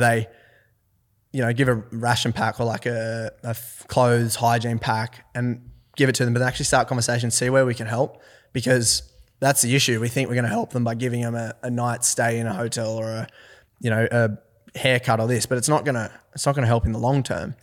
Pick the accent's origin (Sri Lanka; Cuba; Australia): Australia; Forbes, New South Wales; also born or lived in Orange, New South Wales; I'm from Forbes, New South Wales